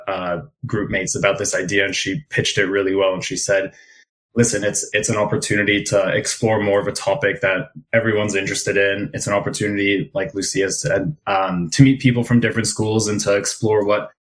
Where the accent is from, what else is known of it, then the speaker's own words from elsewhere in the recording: Israel; now in Toronto, Canada; I'm originally from Israel, but now I live in Toronto.